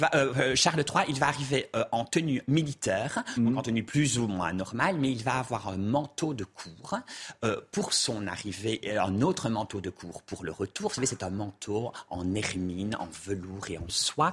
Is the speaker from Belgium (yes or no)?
yes; Belgium; now in United Kingdom; C'est pas mon pays, je suis belge